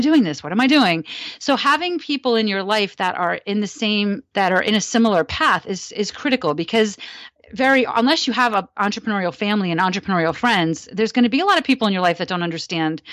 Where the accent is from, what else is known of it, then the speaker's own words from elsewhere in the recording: New Jersey, United States; I grew up in New Jersey, so near Coney Island